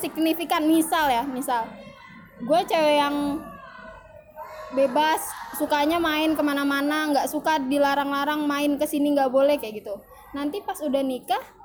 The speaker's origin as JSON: {"language": "Indonesian", "town": "Bogor", "region": "West Java", "country": "Indonesia", "tie": "born or raised there", "said": "gue dari kecil di Bogor"}